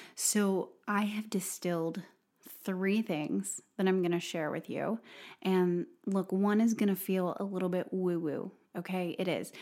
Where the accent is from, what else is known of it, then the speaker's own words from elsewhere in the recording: Robertsdale, Alabama, United States; moved away; Robertsdale, Alabama, and, uh, my hometown